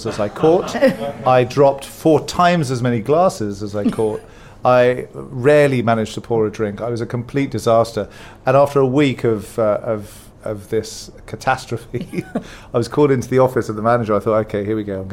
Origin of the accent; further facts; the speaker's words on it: London, United Kingdom; London, which is where I was born. I grew up in West London